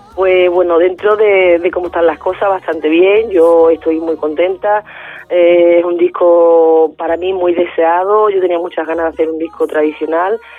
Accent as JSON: {"language": "Spanish", "town": "Huelva", "region": "Andalusia", "country": "Spain", "said": "de mi tierra, de Huelva"}